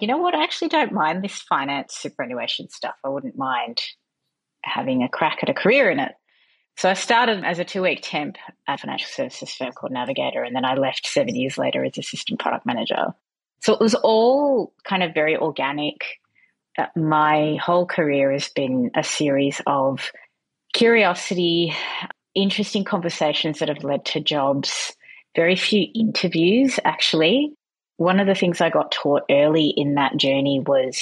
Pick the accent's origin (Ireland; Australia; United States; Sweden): Australia; Melbourne, Victoria; moved away as an adult; also born or lived in Canada; now in Sydney, Australia; I'm originally from Melbourne. I now live in Sydney, and I did a large chunk of my time in Canada.